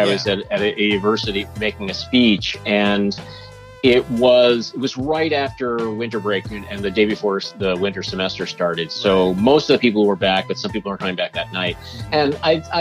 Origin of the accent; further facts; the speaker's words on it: New York, United States; growing up in New York